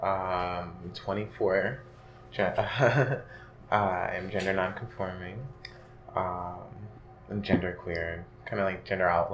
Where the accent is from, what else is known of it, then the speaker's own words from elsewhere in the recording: Bronx, New York, United States; born there; No, I was born in the Bronx, but I lived in like all five boroughs.